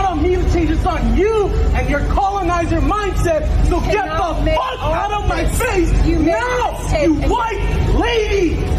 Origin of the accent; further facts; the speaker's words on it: Warm Springs, Oregon, United States; I'm from Warm Springs Red.